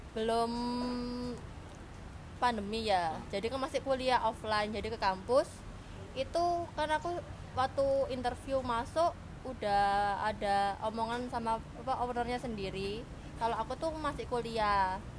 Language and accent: Indonesian; Surabaya, East Java, Indonesia; nah kalau aku sendiri kan asli Surabaya